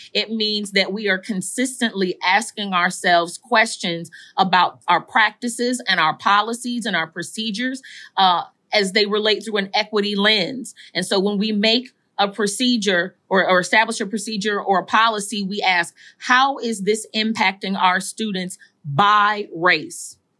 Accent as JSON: {"language": "English", "town": "Saint Paul", "region": "Minnesota", "country": "United States", "tie": "born or raised there", "said": "I am from, born and raised in Saint Paul, Minnesota, in, in the Rondo community"}